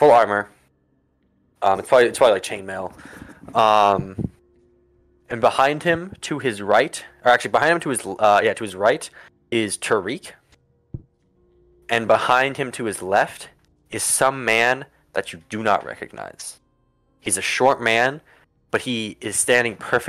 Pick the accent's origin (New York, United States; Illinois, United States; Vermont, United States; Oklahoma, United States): Vermont, United States; We're from Vermont, man. We don't pronounce our T's